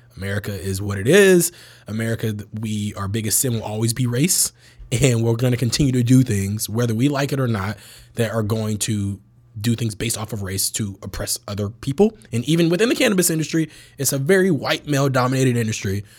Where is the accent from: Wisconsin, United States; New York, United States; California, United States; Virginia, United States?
California, United States; Bay Area; I grew up in the Bay Area, like, full context, most progressive area in the whole country